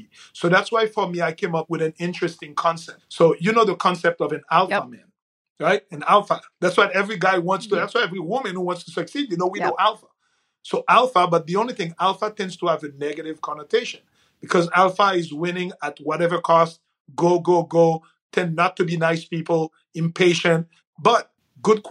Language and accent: English; Haiti; moved away; I'm from Haiti originally.